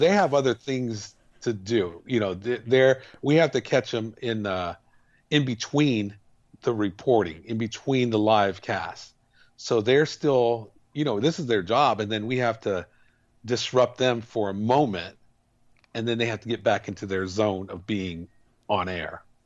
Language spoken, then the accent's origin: English; El Paso, Texas, United States; we grew up in El Paso